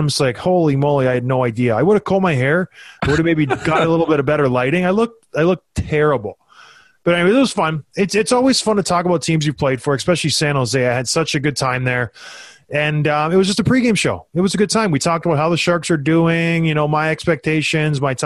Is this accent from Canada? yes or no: yes; Canada; moved away; I grew up back home in Canada